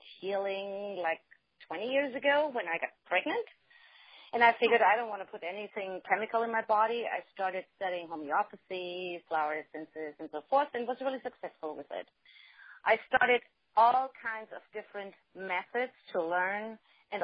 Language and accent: English; Germany; now in United States; I'm originally from Germany